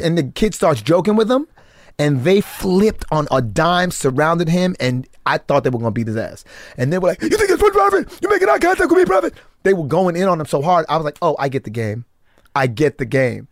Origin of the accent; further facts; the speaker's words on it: Texas, United States; also born or lived in Paris; in Texas, we lived in the projects and we lived in trailer parks